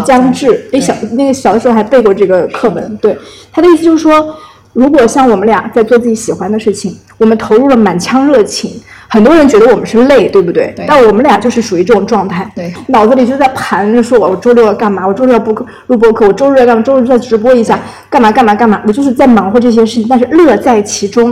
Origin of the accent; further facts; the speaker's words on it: China; 我我们我们中国人说因祸得福